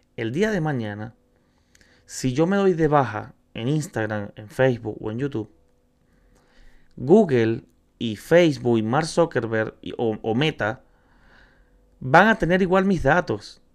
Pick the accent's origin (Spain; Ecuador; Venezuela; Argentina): Venezuela; now in Chile; soy venezolano, me encuentro en Chile, soy inmigrante